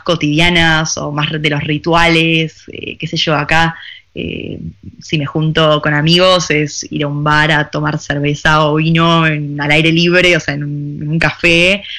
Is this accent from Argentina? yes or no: yes; Argentina; moved away as an adult; also born or lived in Buenos Aires; now in Paris, France; yo era argentina